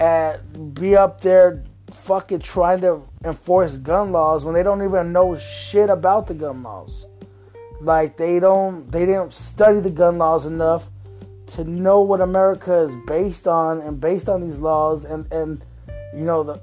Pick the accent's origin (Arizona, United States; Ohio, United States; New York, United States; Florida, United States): Arizona, United States; Phoenix; I come from Phoenix